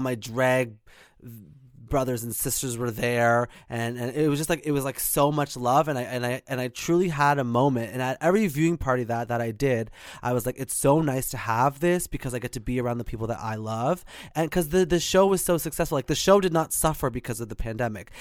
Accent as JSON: {"language": "English", "town": "Whitby", "region": "Ontario", "country": "Canada", "tie": "born or raised there", "said": "I'm in Whitby, Ontario. So I grew up there."}